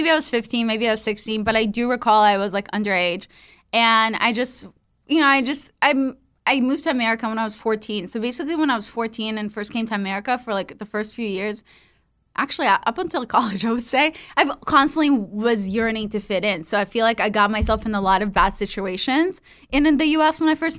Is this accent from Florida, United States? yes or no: no; California, United States; I was growing up in the Valley, and then it was these girls from Calabasas, like super cool girls.